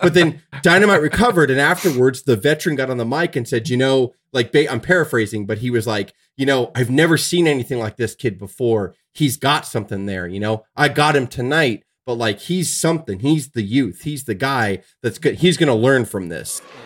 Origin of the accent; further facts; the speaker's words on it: United States; we grew up in America